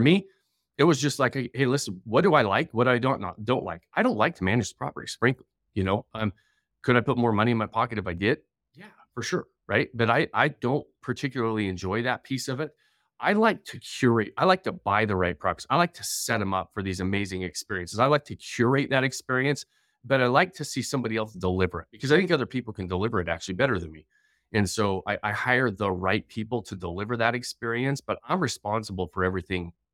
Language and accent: English; northern Utah, United States; also born or lived in Idaho / Denver; I grew up here in Utah